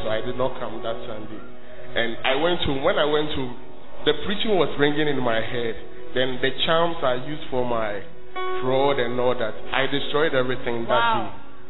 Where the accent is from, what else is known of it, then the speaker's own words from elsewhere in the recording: Tamale, Northern Region, Ghana; So I came from Tamale to Kumasi to school, and I was a high time fraud boy.